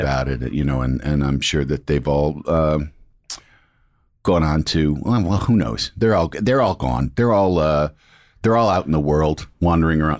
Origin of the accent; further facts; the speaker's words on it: Illinois, United States; I'm from Illinois